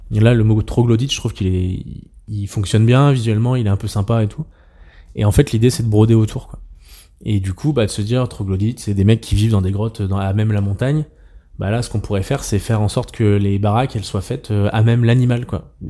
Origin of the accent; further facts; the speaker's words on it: Troyes, Grand Est, France; j'ai grandi une partie de mon enfance en Champagne à Troyes et les maisons à Colombage les trucs comme ça c'est trop bien